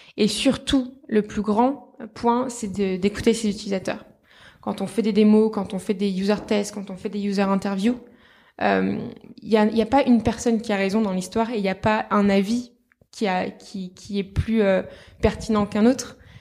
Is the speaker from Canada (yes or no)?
no; south of France, France; moved away; also born or lived in Paris; Maintenant je travaille à Paris mais à la base je viens du sud de la France